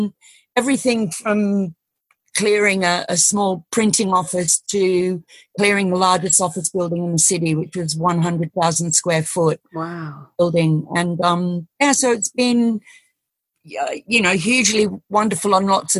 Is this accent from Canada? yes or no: no; Australia; moved away; I'm Australian